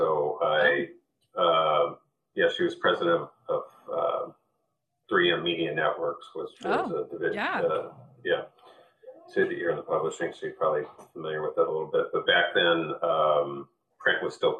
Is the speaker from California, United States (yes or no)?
yes; Newport Beach, California, United States; born there; also born or lived in New York City; So I was born in Newport Beach, California, and early on my parents got divorced and my mother moved to New York City. So I bounced back and forth between West Coast and East Coast, mm-hmm. kind of two different worlds.